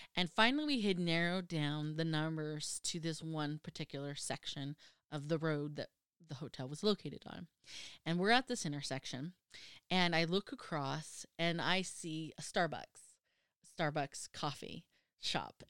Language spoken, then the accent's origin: English; United States; being an American